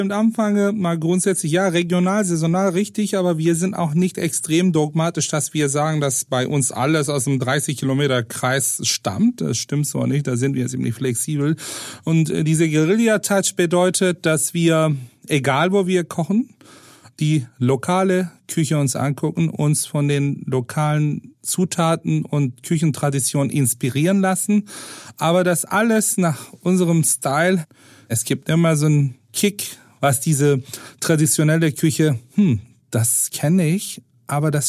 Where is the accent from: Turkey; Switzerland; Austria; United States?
Turkey; Istanbul; German is a second language; now in Hamburg, Germany; äh, meine Kindheit glücklicherweise in Istanbul verbracht, wo wir eine riesen Vielfalt an kulinarisches Angebot hatten.